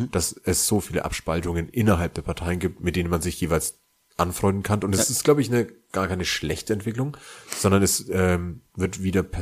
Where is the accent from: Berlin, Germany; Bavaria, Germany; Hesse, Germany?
Bavaria, Germany; born or raised there